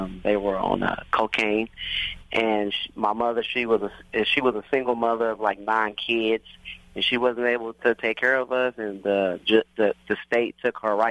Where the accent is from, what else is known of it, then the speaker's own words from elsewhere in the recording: Oklahoma City, Oklahoma, United States; I grew up in Oklahoma City